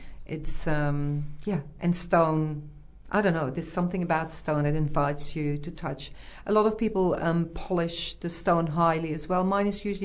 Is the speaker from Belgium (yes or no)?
yes; Belgium; moved away as an adult; now in New Plymouth, New Zealand; So I'm originally from Belgium, moved to New Zealand, New Plymouth straight away in 95